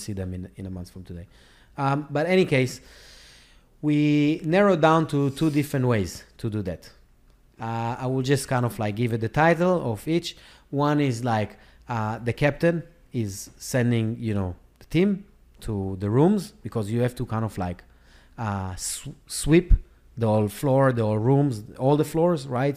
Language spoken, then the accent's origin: English; Israel; moved away as an adult; now in United States; I live in America. I was born and raised in Israel